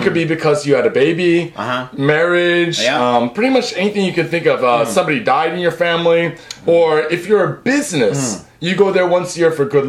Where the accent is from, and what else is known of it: United States; now in Japan